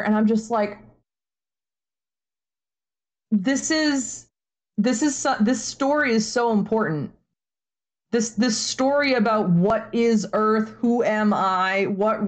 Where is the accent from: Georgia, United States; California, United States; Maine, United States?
Maine, United States; moved away as an adult; also born or lived in Arizona / Indiana; now in Florida, United States; I grew up in Maine. I moved to Arizona for my master's degree, so I lived out there for a while. I lived in Indiana when I was working on my doctorate